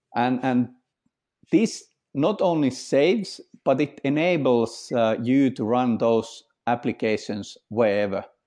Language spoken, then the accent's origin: English; Finland; I'm from Finland